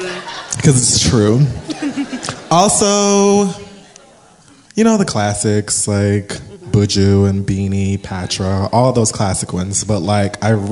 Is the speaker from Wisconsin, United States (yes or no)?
no; Philadelphia, Pennsylvania, United States; I'm from Philly.